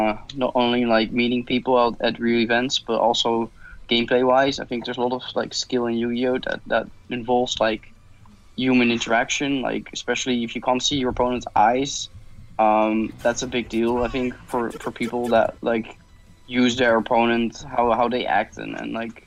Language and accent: English; Netherlands; I'm from the Netherlands.